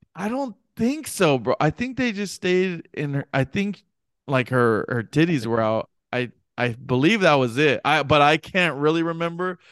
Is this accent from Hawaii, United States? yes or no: yes; Hawaii, United States; I'm Hawaiian